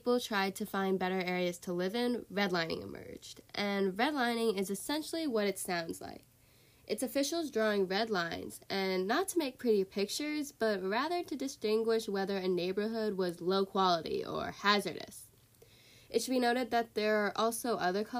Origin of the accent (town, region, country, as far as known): North Shore, Illinois, United States